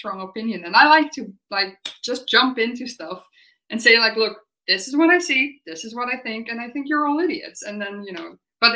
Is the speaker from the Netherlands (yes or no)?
yes; Netherlands; moved away as an adult; also born or lived in United Kingdom; I'm from the Netherlands